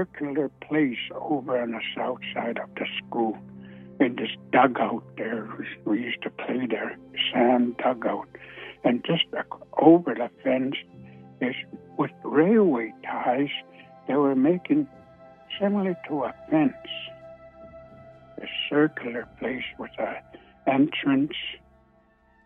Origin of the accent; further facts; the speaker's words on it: Siksika Nation, Alberta, Canada; I'm from Siksika Nation, not too far from Calgary